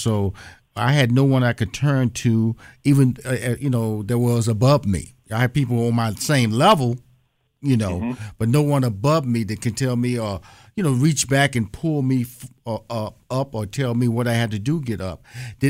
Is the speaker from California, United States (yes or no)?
no; Houston, Texas, United States; But I'm born and raised in Houston, Texas, so I'm a Southern boy.